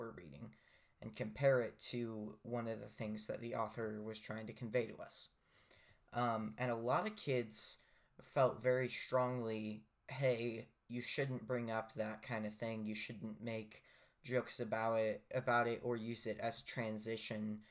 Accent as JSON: {"language": "English", "country": "United States", "said": "as an American"}